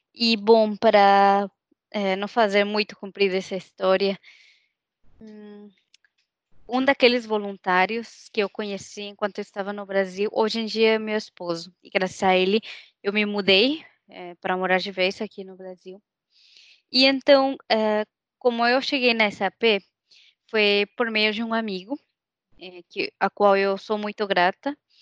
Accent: Mexico; accent: Mexican; Portuguese is a second language; moved away as an adult; now in São Leopoldo, Brazil; eu cresci numa cidade no México

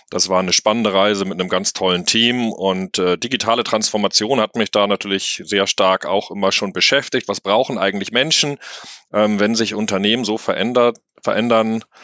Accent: Hamburg, Germany; born there; Ja, als gebürtiger Hamburger muss ich ja auch sagen, moin moin, schön

